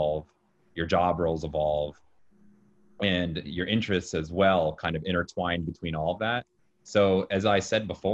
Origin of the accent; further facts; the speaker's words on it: Jacksonville, Florida, United States; moved away as an adult; now in New York City, United States; I'm from Jacksonville, Florida.